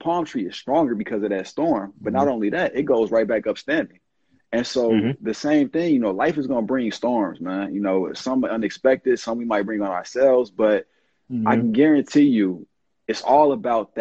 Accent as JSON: {"language": "English", "town": "Chicago", "region": "Illinois", "country": "United States", "tie": "born or raised there", "moved": "yes", "lives_now": "East Coast, United States", "said": "I'm from the South Side of Chicago"}